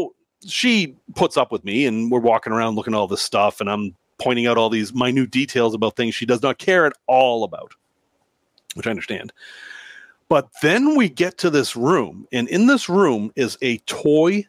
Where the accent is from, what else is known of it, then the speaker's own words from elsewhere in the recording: Salem, Massachusetts, United States; now in Chicago, United States; in my hometown where I grew up